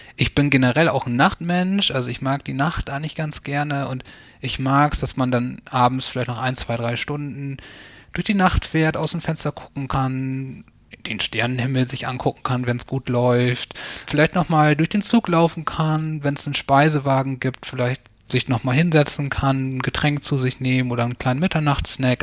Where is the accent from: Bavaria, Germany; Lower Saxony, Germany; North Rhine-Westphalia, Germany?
Lower Saxony, Germany; near East Frisia, rural; es öffentlichen Verkehr kurz vor Ostfriesland, wo ich aufgewachsen bin, wenig gab.